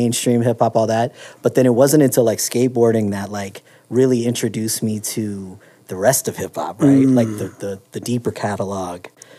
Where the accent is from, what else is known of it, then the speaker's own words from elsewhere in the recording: Bay Area, California, United States; I grew up in the Bay Area in California